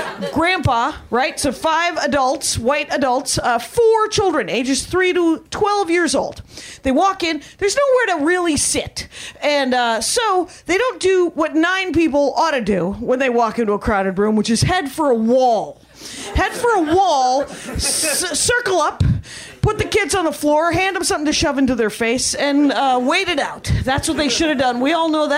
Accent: Wisconsin, United States; I'm from Wisconsin

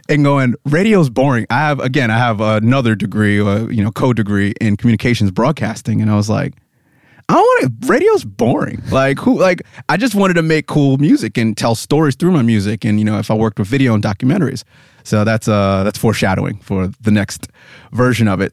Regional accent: United States; also born or lived in Pennsylvania; I'm obviously American

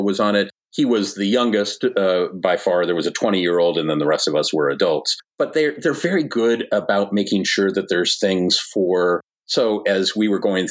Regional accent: Southern California, United States; now in Washington, D.C., United States; I grew up, born and raised in Southern California

